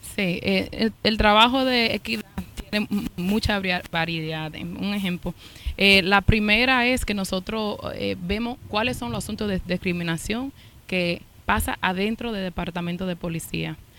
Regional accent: New York, United States; also born or lived in Santiago, Dominican Republic; yo me crié y aquí en los Estados Unidos, en Washington High, donde estamos ahora, me pasé todos los veranos en Santiago

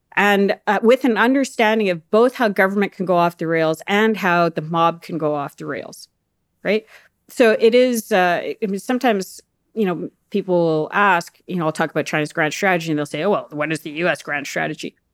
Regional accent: Canada; as a Canadian

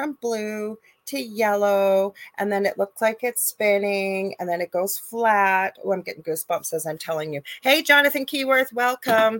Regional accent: Canada; I am a Canadian clairvoyant medium

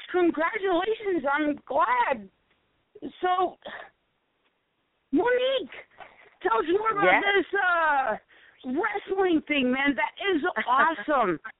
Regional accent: South Carolina, United States; I'm from South Carolina.

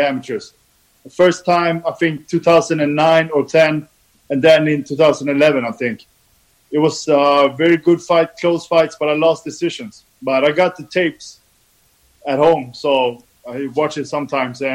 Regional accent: Sundsvall, Västernorrland County, Sweden; I'm from Sweden. I called a town called Sundsvall. A small town

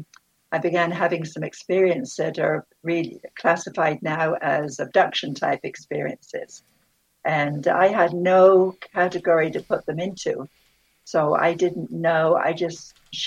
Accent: Bristol, South West England, United Kingdom; now in Southern Nevada, United States; I grew up in Bristol, England, and on the outskirts of the city

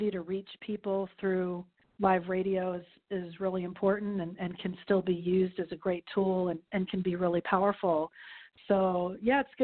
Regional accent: Miami, Florida, United States; moved away as an adult; also born or lived in Texas; my hometown, Miami, Fort Lauderdale area

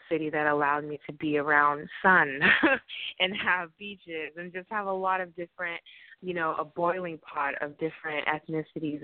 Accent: Portland, Oregon, United States; now in Los Angeles, United States; I grew up in Portland, Oregon, and with my family

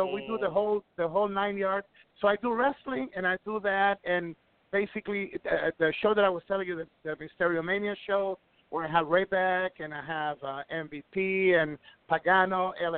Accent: Ecuador; moved away; also born or lived in Puerto Rico; I'm from Ecuador. I'm from Ecuador, but I made my career in the Caribbean islands

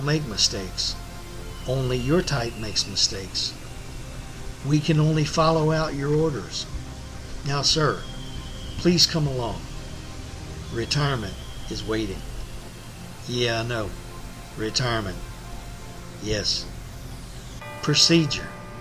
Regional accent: Central Texas, United States; the home I grew up in Central Texas

